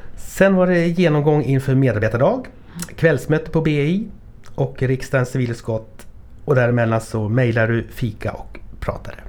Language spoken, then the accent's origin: Swedish; Uppsala, Uppsala County, Sweden; jag är från Uppsala och håller på Almtuna